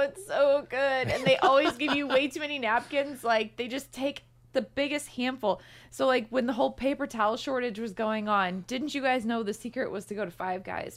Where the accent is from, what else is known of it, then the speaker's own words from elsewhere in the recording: St. Louis, Missouri, United States; now in Louisville, United States; I'm from Saint Louis where the zoo is free